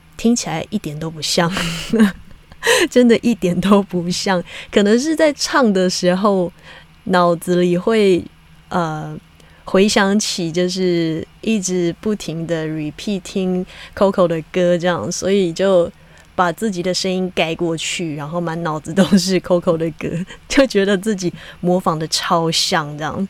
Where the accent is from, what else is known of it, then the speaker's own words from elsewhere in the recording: Hakka, Taiwan; 我是客家人，虽然我从小没有就是很 很长的说客家话